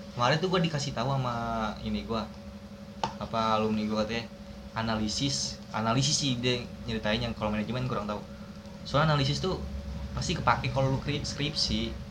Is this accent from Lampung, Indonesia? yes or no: no; Tangerang, Banten, Indonesia; gua orang Tangerang